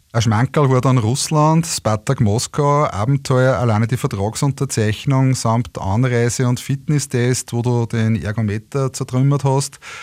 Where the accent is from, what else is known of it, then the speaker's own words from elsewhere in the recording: Linz, Upper Austria, Austria; meiner Heimatstadt Linz